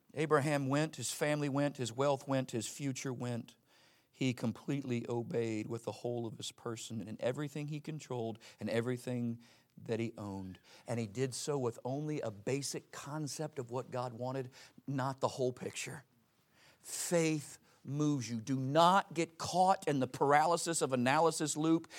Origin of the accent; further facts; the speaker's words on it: Pensacola, Florida, United States; I grew up in Pensacola, Florida